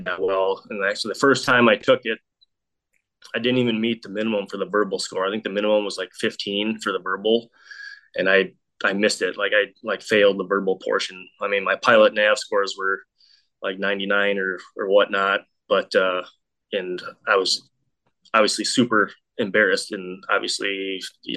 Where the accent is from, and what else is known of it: South Dakota, United States; born or raised there